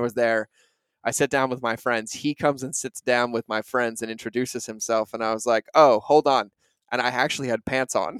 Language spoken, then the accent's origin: English; New England, United States; moved away as an adult; growing up in New England